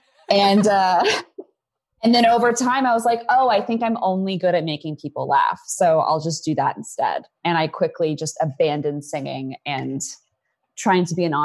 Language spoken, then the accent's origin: English; Hollywood, California, United States; I'm from here. I grew up in Hollywood.